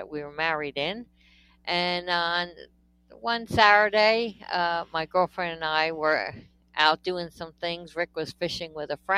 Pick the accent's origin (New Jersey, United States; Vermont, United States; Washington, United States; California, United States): New Jersey, United States; I am a complete Jersey girl. I was born in New Jersey, raised in New Jersey. I've never lived anywhere else.